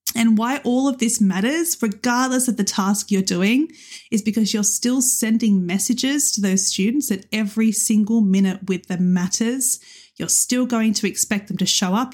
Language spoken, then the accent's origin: English; Australia; moved away as an adult; also born or lived in Western Sydney; now in United Kingdom; as an Australian moving to the U K